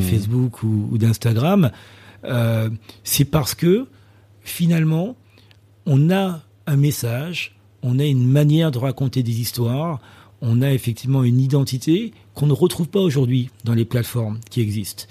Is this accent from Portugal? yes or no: no; Martinique; moved away; also born or lived in South Africa; je suis originaire de la Martinique